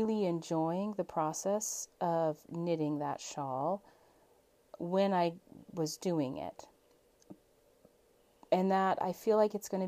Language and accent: English; Alaska, United States; my home state of Alaska